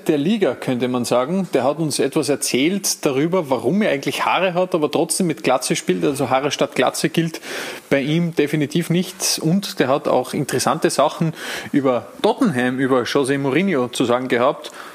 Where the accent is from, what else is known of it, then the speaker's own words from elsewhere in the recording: Tyrol, Austria; ich bin ja auch Tiroler